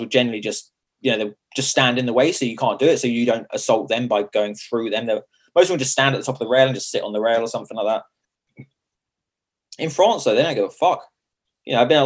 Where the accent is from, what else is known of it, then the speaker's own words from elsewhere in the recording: Chichester, South East England, United Kingdom; accent: strong Sussex; now in London, United Kingdom; I'm not from London. Got a strong Sussex accent.